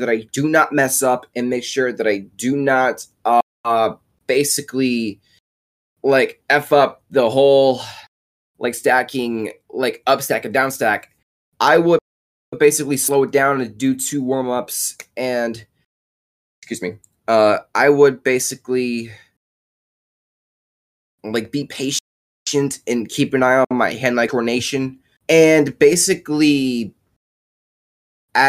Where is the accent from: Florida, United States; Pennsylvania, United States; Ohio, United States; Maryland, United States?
Ohio, United States; Fairfield; also born or lived in Detroit, Michigan; I'm also from Fairfield, Ohio. Was born in Detroit, Michigan through 2021 through 2007, but moved to Fairfield, Ohio through 2008 to current 2021